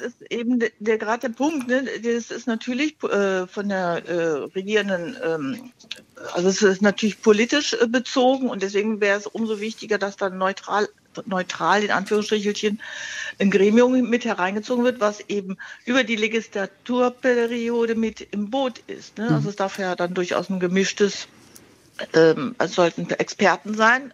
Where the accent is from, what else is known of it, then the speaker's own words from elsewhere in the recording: Düsseldorf, North Rhine-Westphalia, Germany; Ich bin aus Düsseldorf